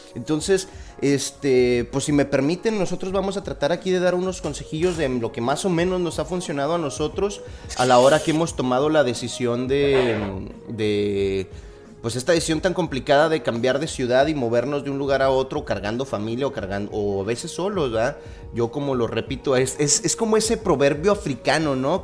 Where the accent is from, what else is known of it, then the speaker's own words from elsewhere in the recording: Torreón, Coahuila, Mexico; moved away as an adult; also born or lived in Mexico City; yo soy originario de Torreón, Coahuila.